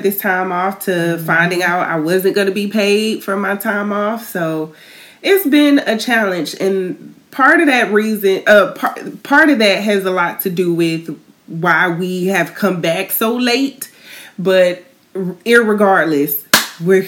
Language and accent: English; Tallahassee, Florida, United States; moved away; my hometown, Tallahassee